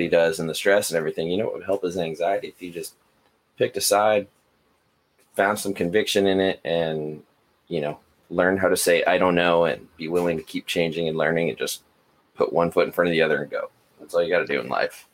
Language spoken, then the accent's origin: English; United States; I'm American